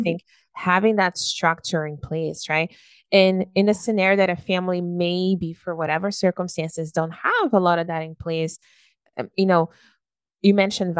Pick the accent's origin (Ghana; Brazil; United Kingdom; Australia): Brazil; now in Canada; we're from Brazil